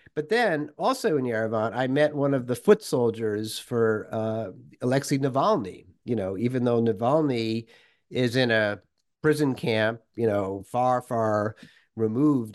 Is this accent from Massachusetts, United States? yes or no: yes; Worcester, Massachusetts, United States; moved away as an adult; also born or lived in Moscow, Russia; a suburban, you know, middle class, uh, kid growing up in Worcester, Massachusetts